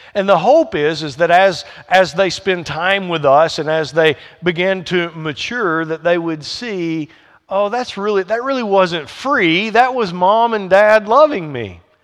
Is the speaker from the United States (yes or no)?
yes; the South, United States; accent: Southern twang; I grew up in the South, and I, my background is Southern Baptist